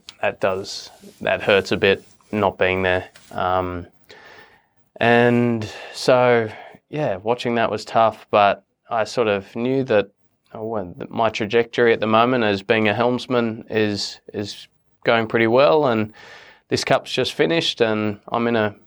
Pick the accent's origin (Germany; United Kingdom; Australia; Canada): Australia; I'm an Australian and an American US citizen. I proudly represent both countries. My mum's 100% American